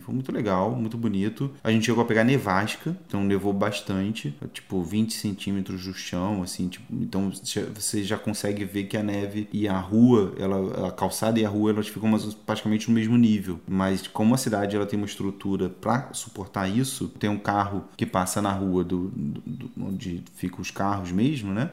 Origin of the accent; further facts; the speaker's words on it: Brazil; also born or lived in Italy; now in Canada; eu sou brasileiro